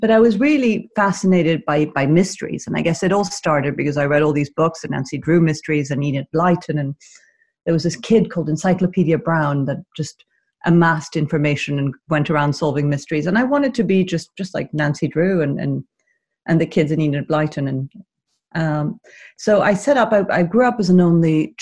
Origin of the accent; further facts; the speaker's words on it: Caracas, Capital District, Venezuela; I grew up in Venezuela, in the Venezuela of the 70s and 80s